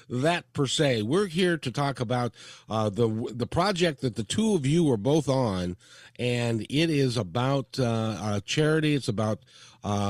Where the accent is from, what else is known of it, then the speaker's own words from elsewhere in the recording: Seattle, Washington, United States; I'm from Seattle, and English is my second language